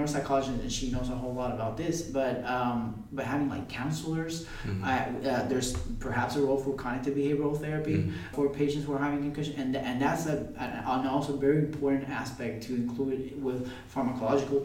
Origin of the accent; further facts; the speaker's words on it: Puerto Rico; I grew up in Puerto Rico. I came here to work for a couple of years, and now I'm back there